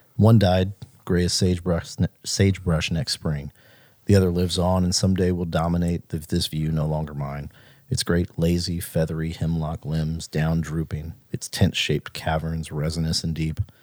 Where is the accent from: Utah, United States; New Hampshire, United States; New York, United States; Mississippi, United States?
Mississippi, United States; born or raised there